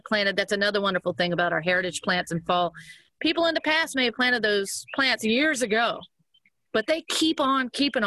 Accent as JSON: {"language": "English", "area": "Cajun", "region": "Louisiana", "country": "United States", "said": "we're Cajun"}